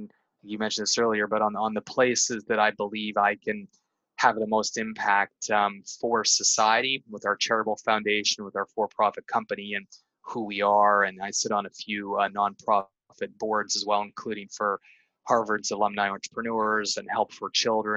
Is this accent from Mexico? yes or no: no; Canada; born or raised there; moved away